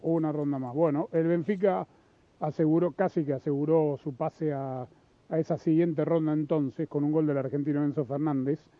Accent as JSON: {"language": "Spanish", "town": "Los Angeles", "region": "California", "country": "United States", "tie": "born or raised there", "said": "yo crecí en Los Ángeles"}